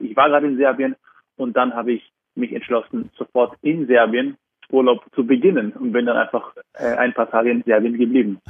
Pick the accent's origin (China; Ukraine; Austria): Austria; Vorarlberg; also born or lived in Berlin, Germany / Vienna, Austria; now in Zurich, Switzerland; Vorarlberg, wo ich geboren bin und aufgewachsen bin